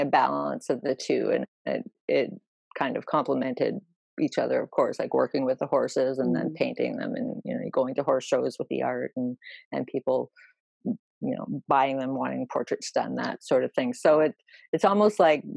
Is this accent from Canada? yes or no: yes; Canada; because I'm Canadian, our big race is the Queen's Plate